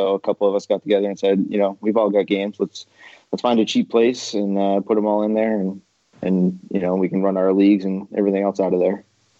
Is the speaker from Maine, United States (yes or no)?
yes; Maine, United States; moved away; I moved to this state about 8 years ago. I came from Maine